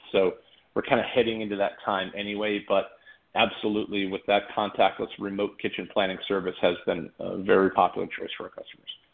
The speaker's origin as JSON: {"language": "English", "town": "Boston", "region": "Massachusetts", "country": "United States", "tie": "born or raised there", "moved": "as an adult", "lives_now": "Hermosa Beach, United States", "said": "born and raised in Boston, Massachusetts, originally, and and I moved out here to be a regional manager for IKEA kitchen installation"}